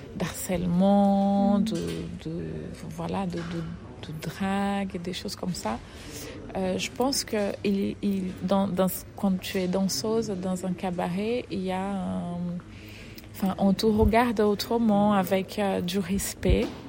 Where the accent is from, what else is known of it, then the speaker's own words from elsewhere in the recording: Fortaleza, Ceará, Brazil; French is a second language; moved away as an adult; now in France; je suis brésilienne. Je viens euh, de Fortaleza, du Nord-Est, Ou... le Nord-Est du Brésil, où j'ai j'ai grandi dans le milieu de la danse